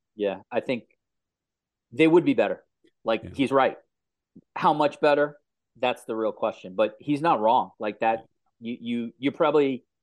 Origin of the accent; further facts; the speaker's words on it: New York, United States; as a New Yorker